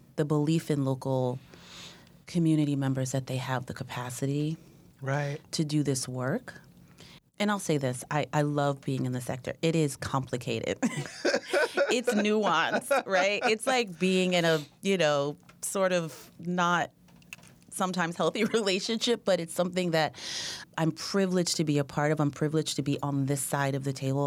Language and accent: English; Oakland, California, United States; moved away as an adult; also born or lived in New Jersey; now in Sacramento, United States; I grew up in Oakland